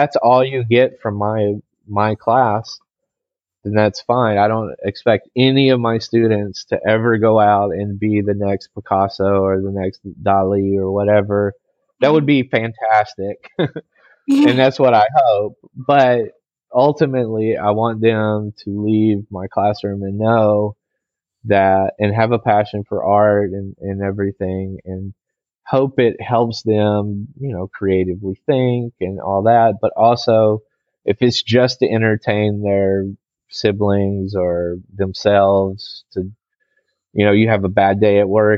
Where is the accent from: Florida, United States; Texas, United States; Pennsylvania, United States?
Texas, United States; moved away as an adult; now in China; I'm originally from Texas